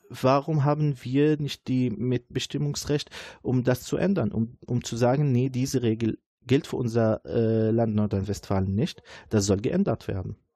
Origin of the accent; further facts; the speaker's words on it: Syria; German is a second language; moved away as an adult; now in Dortmund, Germany; In meinem Heimatland